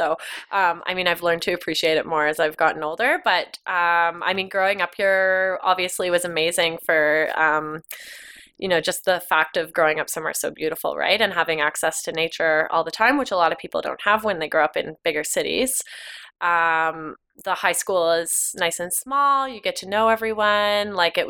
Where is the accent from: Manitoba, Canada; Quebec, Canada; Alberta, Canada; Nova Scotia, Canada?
Alberta, Canada; Canmore; Yeah, so first generation. So my dad is from Vancouver Island. My mom is from Northern Ontario. And they both moved here in the 80s and fell in love with it like most people